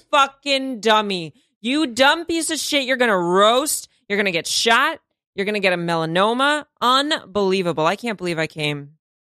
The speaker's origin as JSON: {"language": "English", "country": "Russia", "moved": "yes", "lives_now": "United States", "said": "I'm from Russia"}